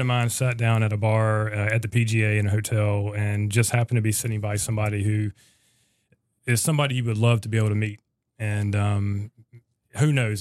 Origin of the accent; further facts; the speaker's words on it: North Carolina, United States; I'm originally from North Carolina